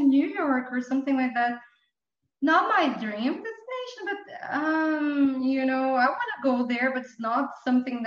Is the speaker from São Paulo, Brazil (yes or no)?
yes; São Paulo, Brazil; English is a second language; I wouldn't leave Brazil like forever